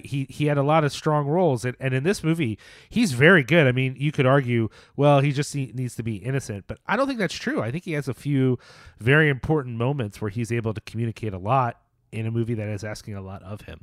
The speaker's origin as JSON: {"language": "English", "town": "Philadelphia", "region": "Pennsylvania", "country": "United States", "tie": "born or raised there", "also_born_or_lived": "Norfolk, Virginia", "moved": "yes", "said": "Philly, which, as listeners know, is, uh, sort of my hometown"}